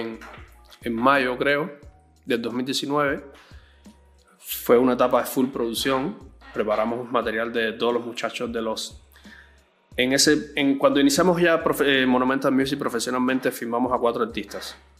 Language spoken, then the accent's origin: Spanish; Cuba; moved away as an adult; now in Callao, Peru; yo vengo de Cuba. En Cuba estudié música desde joven, desde los 12 años aproximadamente